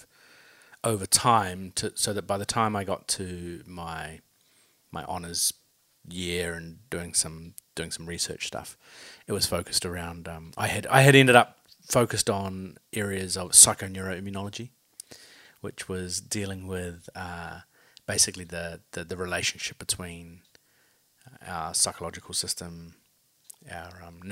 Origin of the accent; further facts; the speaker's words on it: Hastings, Hawke's Bay, New Zealand; now in Auckland, New Zealand; Currently live in Auckland, Tamaki Makaurau, but I was born and raised in the Hawke's Bay